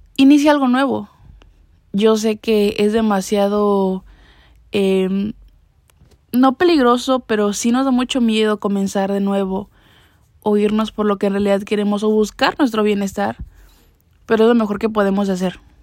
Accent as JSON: {"language": "Spanish", "country": "Mexico", "tie": "born or raised there", "moved": "as an adult", "said": "ahorita ya no me encuentro ni siquiera en mi país natal"}